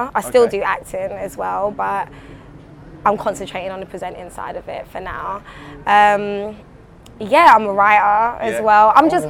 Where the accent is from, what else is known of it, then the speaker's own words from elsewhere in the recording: London, United Kingdom; also born or lived in Brooklyn, United States; I was born in South London, West Norwood. And then I went to Brooklyn when I was like 5. Then I came back to England when I was like 12, 13.